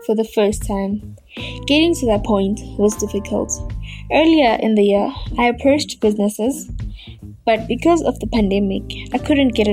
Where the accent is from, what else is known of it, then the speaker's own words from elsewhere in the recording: Middelburg, Mpumalanga, South Africa; born and raised in Middleburg, Mpumalanga